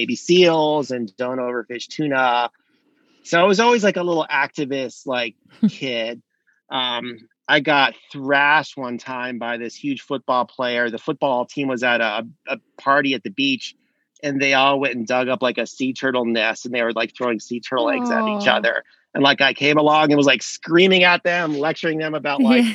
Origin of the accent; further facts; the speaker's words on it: South Florida, United States; now in North Carolina, United States; I grew up in South Florida on an estuary, like a mangrove rimmed estuary